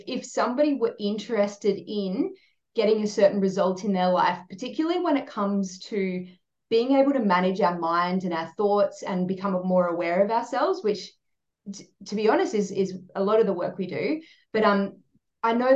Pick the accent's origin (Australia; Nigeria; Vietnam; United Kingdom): Australia; South Australia; now in Sunshine Coast, Australia; I grew up in South Australia, it was pretty green here